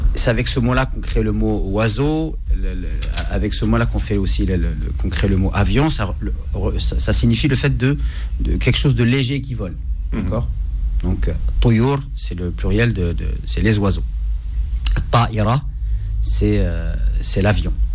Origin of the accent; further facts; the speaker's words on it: Morocco; chez nous au Maroc